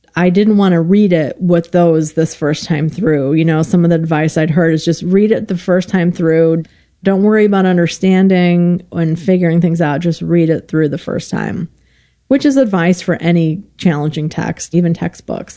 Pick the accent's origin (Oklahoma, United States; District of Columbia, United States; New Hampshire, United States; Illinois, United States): Illinois, United States; moved away; I'm from Illinois originally